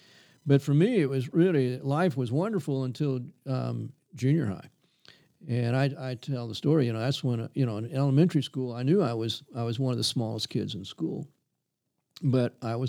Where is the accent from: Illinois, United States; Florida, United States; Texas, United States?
Texas, United States; Corpus Christi; It's hot. Hot and humid. Yeah, I tell you. And, you know, everybody at that time lived very modest lifestyles.